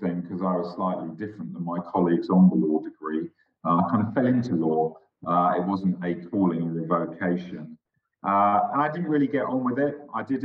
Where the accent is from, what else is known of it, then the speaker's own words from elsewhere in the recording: London, United Kingdom; also born or lived in Scotland; I was born in Scotland, actually, I have to admit. And I am, in some ways, a proud Scot, but I'm also a very proud Londoner, having spent most of my life in London. I went to school in London